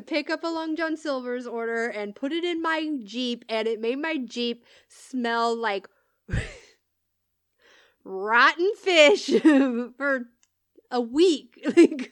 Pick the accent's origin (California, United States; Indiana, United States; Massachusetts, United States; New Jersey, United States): California, United States; moved away; I'm from California